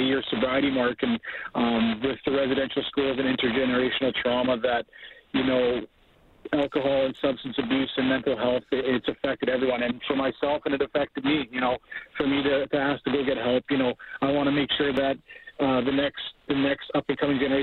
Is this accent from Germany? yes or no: no; Treaty 7, Alberta, Canada; I'm from the Treaty 7. I'm a Blackfoot First Nations man.